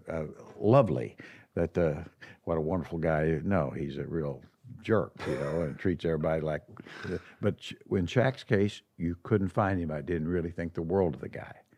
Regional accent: Midwest, United States; moved away; being a Midwesterner

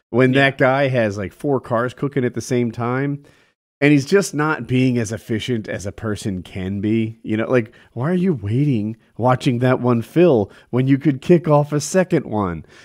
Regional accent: New Jersey, United States; I grew up in Jersey and we always felt a little spoiled, babied.

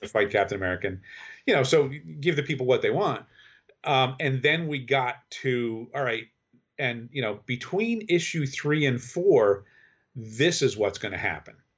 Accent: Kingston, New York, United States; I grew up in the Hudson Valley. in, uh, Kingston, New York.

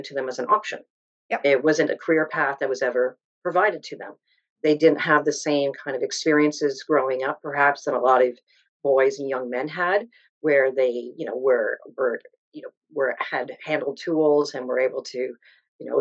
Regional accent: Southern Ontario, Canada; I grew up in Southern Ontario

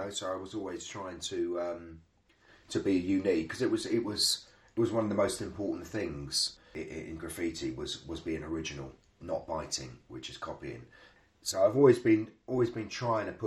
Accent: London, United Kingdom; I was from South London

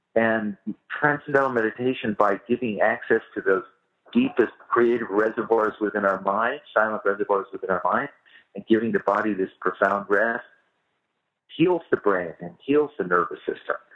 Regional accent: Bay Area, California, United States; I grew up in the Bay Area

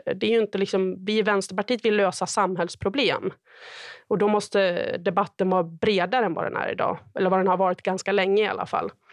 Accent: Sandviken, Gävleborg County, Sweden; moved away; Sandviken, där jag kommer ifrån

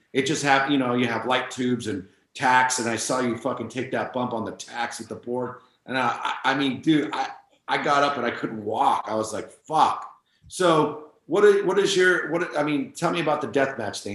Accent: San Francisco, California, United States; I'm from San Francisco

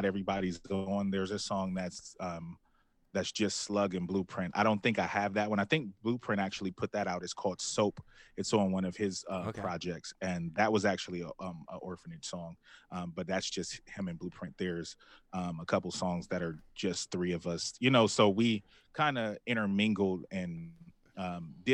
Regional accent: Columbus, Ohio, United States; We're from Columbus

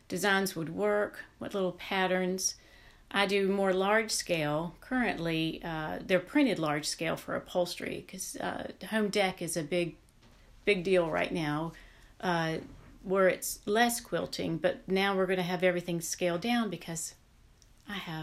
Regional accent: the South, United States; Growing up in the South

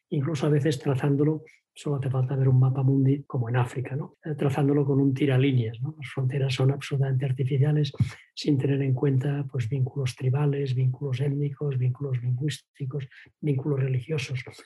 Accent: Vilanova i la Geltrú, Catalonia, Spain; Mi padre era, era pues, directivo de una empresa en mi pueblo, en Villanueva en la Gentru

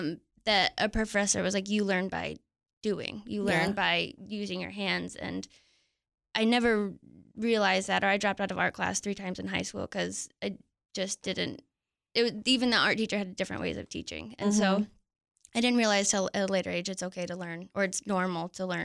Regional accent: Mount Pleasant, Michigan, United States; moved away; I grew up in Michigan. Smack dab in the middle of Michigan.

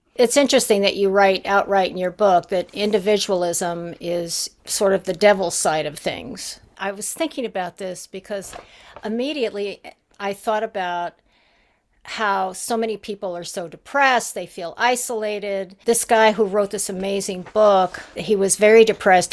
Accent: Haiti; I was brought up in Haiti

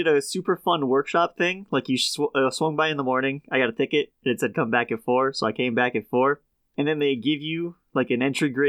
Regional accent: Connecticut, United States; I grew up in Connecticut and have lived here for 20 years

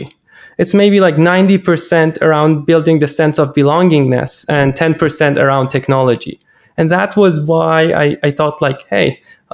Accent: Iran; English is a second language; moved away; I'm originally Iranian, and most of these things that I'm talking about are in my native language

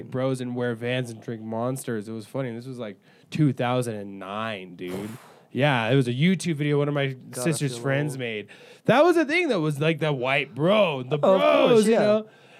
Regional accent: California, United States; I'm from California, and I still have that same hardcore mentality where I'm just like, I got bullied for being from California

